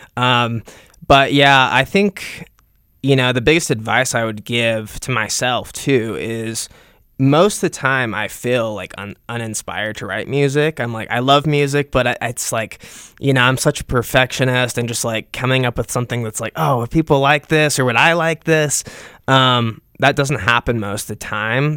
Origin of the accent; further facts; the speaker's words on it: Utah, United States; also born or lived in Salt Lake City, Utah; I've been born and raised in Utah. Um, I was born in Utah County, and I lived there most of my life